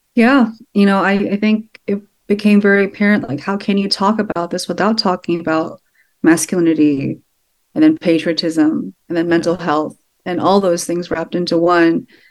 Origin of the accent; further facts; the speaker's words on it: Sugar Land, Texas, United States; I grew up in a town nearby, yeah. about an hour and a half nearby